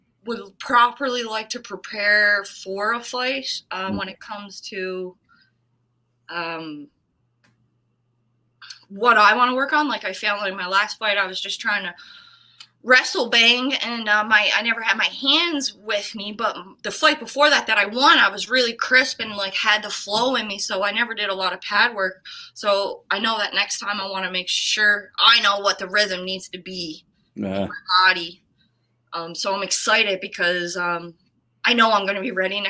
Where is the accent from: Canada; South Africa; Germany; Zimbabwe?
Canada; New Waterford, Nova Scotia; moved away as an adult; also born or lived in Kelowna; now in Edmonton, Canada; I'm from New Waterford